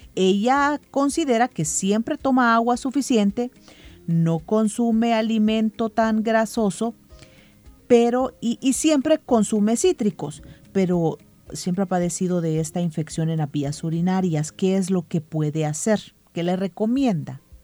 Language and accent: Spanish; El Salvador